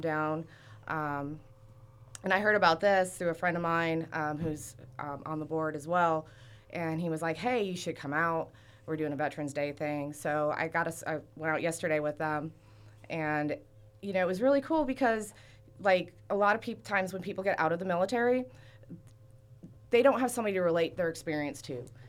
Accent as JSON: {"language": "English", "town": "Fort Myers", "region": "Florida", "country": "United States", "also_born_or_lived": "Wisconsin", "moved": "yes", "lives_now": "Port Hueneme, United States", "said": "Originally, I'm from Fort Myers, Florida."}